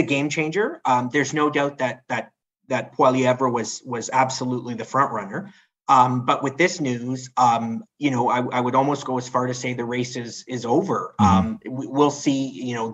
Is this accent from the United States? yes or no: no; London, Ontario, Canada; moved away as an adult; now in Toronto, Canada; I live in Toronto. I've lived in Toronto for over a decade, but I'm from London, Ontario